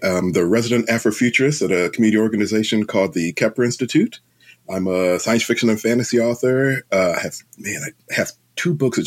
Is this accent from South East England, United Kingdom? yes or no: no; London, United Kingdom; now in United States; I was born in London.